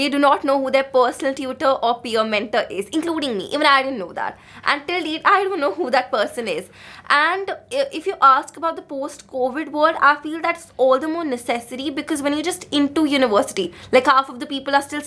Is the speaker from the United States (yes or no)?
no; India; now in Bath, United Kingdom; I come from India, where the literacy rate is super, super low